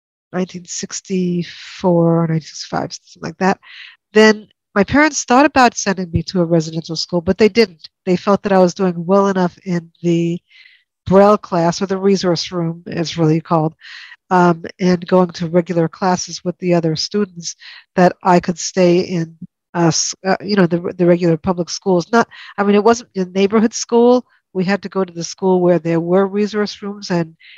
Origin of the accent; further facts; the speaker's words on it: New York, United States; I grew up in a mainstream situation in New York